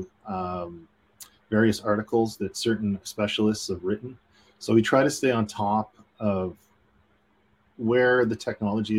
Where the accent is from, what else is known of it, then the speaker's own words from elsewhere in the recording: Canada; being Canadian